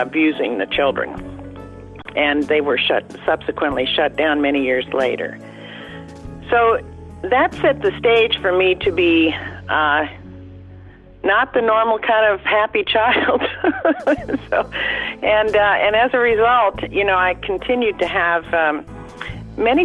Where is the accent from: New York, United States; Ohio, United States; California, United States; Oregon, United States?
California, United States; San Francisco; I was born in San Francisco, California